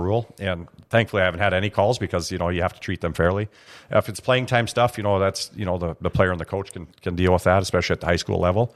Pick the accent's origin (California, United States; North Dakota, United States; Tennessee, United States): North Dakota, United States; Grand Forks; growing up in Grand Forks